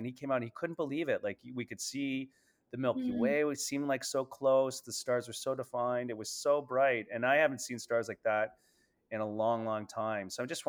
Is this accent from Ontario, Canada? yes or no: yes; Northern Ontario, Canada; But I grew up in Northern Ontario, and you kind of just, it was your neighborhood.